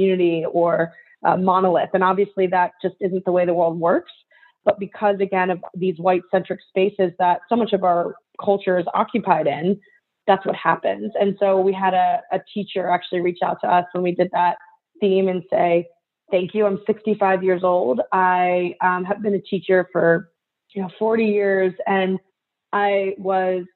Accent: United States; I'm Japanese American. I'm very Asian presenting in terms of how I look. But culturally, you know, I'm fourth generation

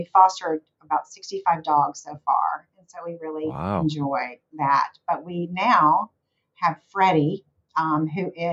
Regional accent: the South, United States; accent: Southern; my occasional Southern accent

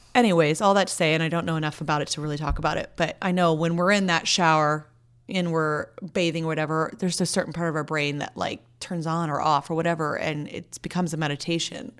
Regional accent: Santa Barbara, California, United States; I grew up mostly in Santa Barbara.

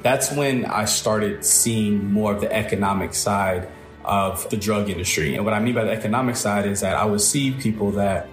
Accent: New York City, New York, United States; I was born in Brooklyn, New York. I was raised by my mother.

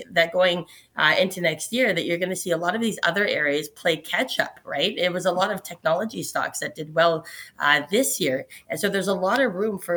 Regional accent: Canada; us as Canadians here.

